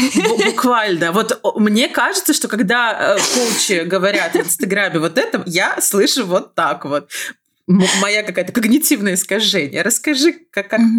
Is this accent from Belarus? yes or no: yes; Belarus; я из Беларуси